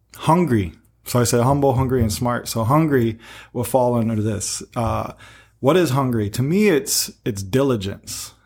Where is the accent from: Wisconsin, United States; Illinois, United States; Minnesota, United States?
Illinois, United States; Peoria; moved away; I'm in the mainland, uh, in my hometown, Peoria